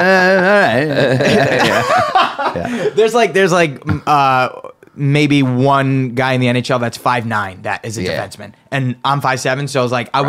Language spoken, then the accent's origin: English; Rhode Island, United States; moved away; also born or lived in Montreal; and I'm from Rhode Island, so like we were the only people that like kind of spoke English